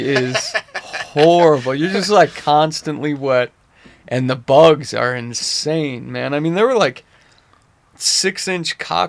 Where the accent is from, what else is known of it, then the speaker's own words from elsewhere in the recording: Southern California, United States; moved away as an adult; now in Utah, United States; When I was growing up in Southern California, we actually got off for rain.